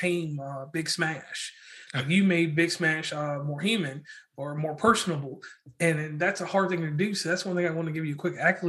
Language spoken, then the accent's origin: English; Parkersburg, West Virginia, United States; I'm from Parkersburg, West Virginia.